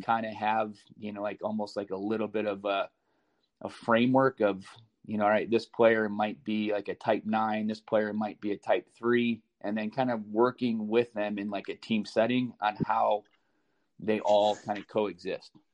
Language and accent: English; Chicago, Illinois, United States; also born or lived in Columbus, Ohio; now in Des Moines, United States; I grew up in Chicago.